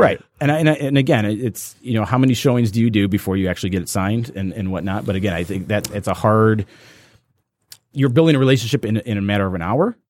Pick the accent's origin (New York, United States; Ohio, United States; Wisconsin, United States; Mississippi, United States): Ohio, United States; Cleveland; now in Royal Oak, United States; I actually grew up in Cleveland